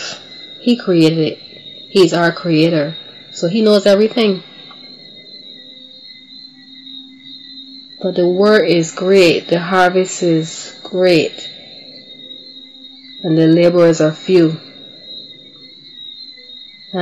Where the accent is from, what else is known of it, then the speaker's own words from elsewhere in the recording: Barbados; my hometown, Barbados, where I was born and raised